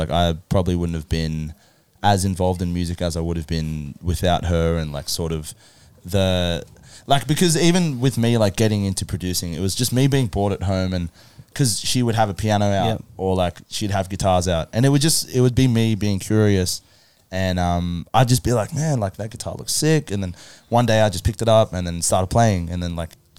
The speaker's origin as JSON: {"language": "English", "country": "Philippines", "said": "I'm Filipino."}